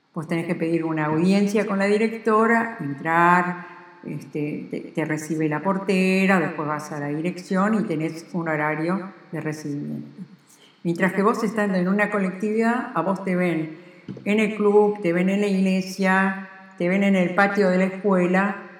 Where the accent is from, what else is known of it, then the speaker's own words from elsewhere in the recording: Argentina; soy argentina y quiero mucho a la Argentina